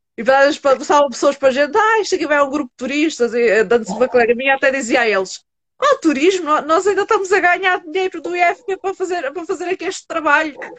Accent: Setúbal, Portugal; do Hospital São Bernardo, em Setúbal por acaso, é o hospital que eu tenho mais perto foi onde eu nasci

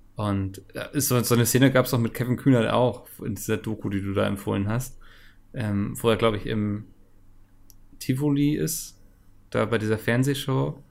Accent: Northern Germany, Germany; als Norddeutscher

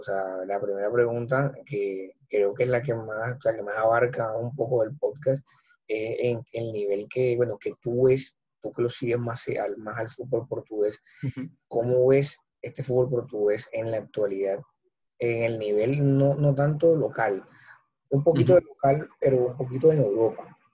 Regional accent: Colombia

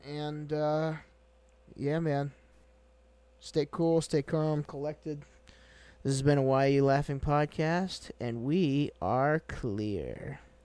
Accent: Brattleboro, Vermont, United States; I was born in Brat

